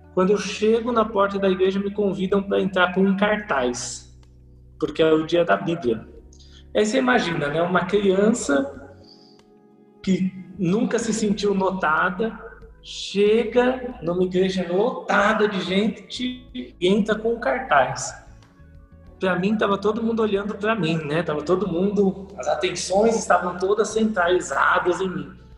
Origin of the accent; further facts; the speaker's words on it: São Paulo, Brazil; also born or lived in Caraguatatuba; nasci em São Paulo, aqui na capital, morei um tempo em Caraguatatuba, depois retornei aqui para São Paulo.